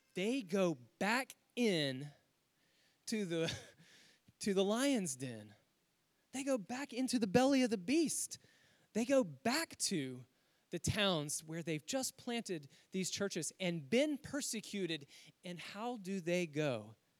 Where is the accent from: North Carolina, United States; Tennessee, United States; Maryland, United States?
North Carolina, United States; Winston-Salem; my hometown of Winston-Salem, North Carolina